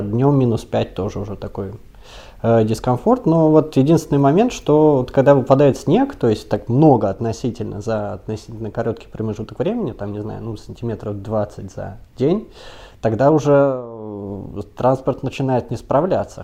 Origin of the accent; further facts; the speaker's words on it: Moscow, Russia; now in Hungary; я москвич